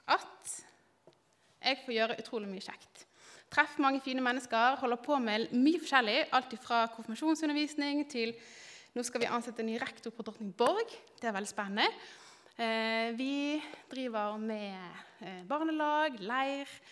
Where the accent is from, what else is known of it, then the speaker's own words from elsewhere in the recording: Bergen, Vestland, Norway; moved away as an adult; now in Kristiansand, Norway; er jeg bergenser. Eh, har bodd ti år snart i Kristiansand.